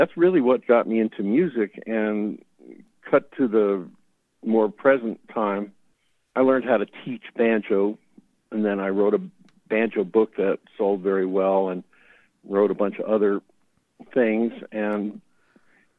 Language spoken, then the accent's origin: English; New York City, New York, United States; growing up in the New York City area in the 60s